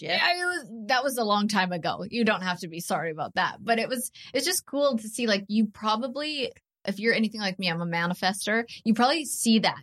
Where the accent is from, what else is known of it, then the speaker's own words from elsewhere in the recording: Canada; I'm Canadian